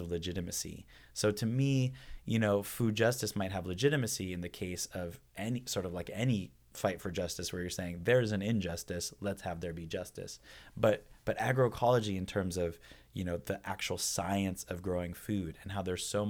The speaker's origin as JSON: {"language": "English", "town": "San Francisco", "region": "California", "country": "United States", "tie": "born or raised there", "also_born_or_lived": "The Hague, Netherlands", "lives_now": "Berkeley, United States", "said": "Being born and raised in San Francisco, a pretty politically active family life"}